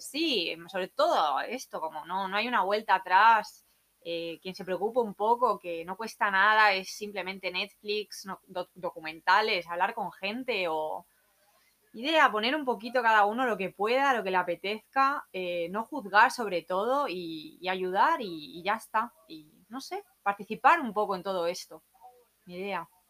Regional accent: Alicante, Valencian Community, Spain; moved away as an adult; also born or lived in London; now in Byron Bay, Australia; Vengo de Alicante, España

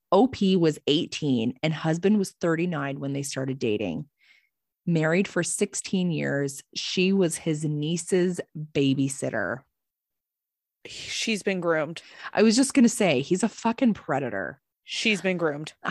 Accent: Alberta, Canada; So a bit of a backstory. I'm a Canadian ooh, ooh, from Alberta.

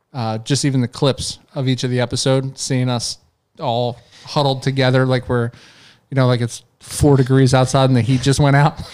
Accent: New Jersey, United States; I'm from Jersey

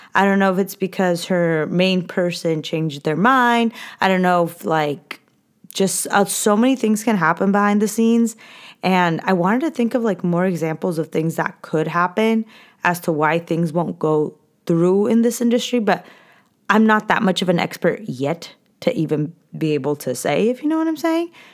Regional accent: California, United States; I was born and raised in California.

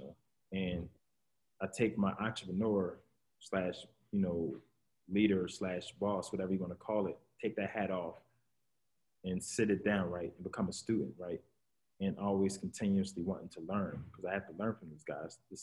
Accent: Philadelphia, Pennsylvania, United States; We're all from Philly

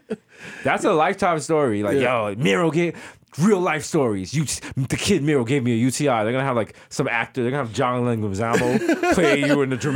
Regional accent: New York City, New York, United States; I'm from the Bronx.

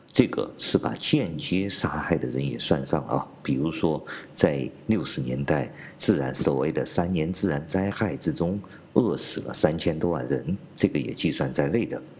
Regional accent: China; 我们中国人民

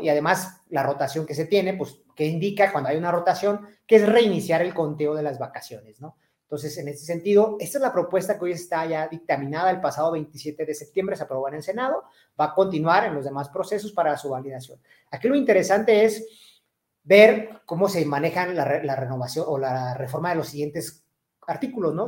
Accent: Mexico; nosotros, los mexicanos

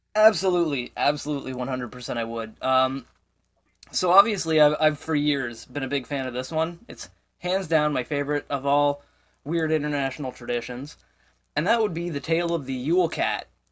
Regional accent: Canada; as a Canadian

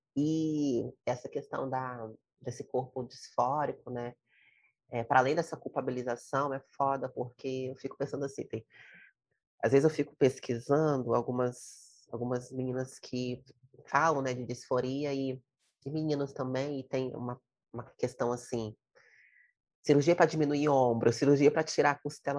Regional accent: Fonte Grande hill, Espírito Santo, Brazil; à boca da mata da Fonte Grande, que é o morro onde eu nasci, onde eu morro

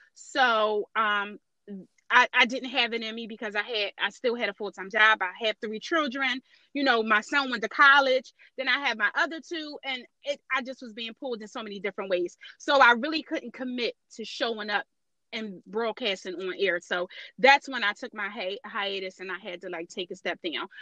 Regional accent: Philadelphia, Pennsylvania, United States; I'm born and raised in North Philadelphia, and just the odds and ends of being a Philly girl.

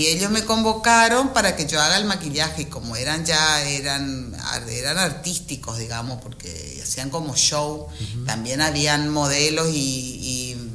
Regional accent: Buenos Aires, Argentina; born or raised there; moved away as an adult; now in Goya, Argentina

